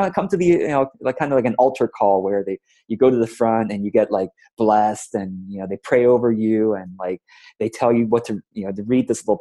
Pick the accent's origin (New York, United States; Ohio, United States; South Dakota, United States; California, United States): California, United States; Orange County; also born or lived in Taipei, Taiwan; We immigrated to the States from Taiwan to the United States when I was about 7 years old. And so once I got here, we shortly moved to Orange County, California